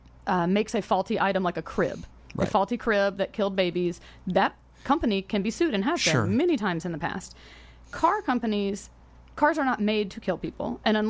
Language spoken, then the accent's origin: English; the South, United States; I grew up in the South. All my uncles had guns and they were NRA members.